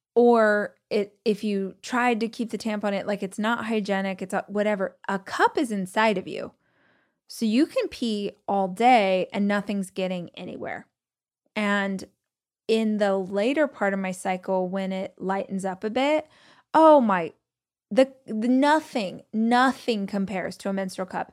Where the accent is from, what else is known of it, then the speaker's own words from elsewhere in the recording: Southern California, United States; moved away; also born or lived in Los Angeles; I grew up in Southern California, lived in Los Angeles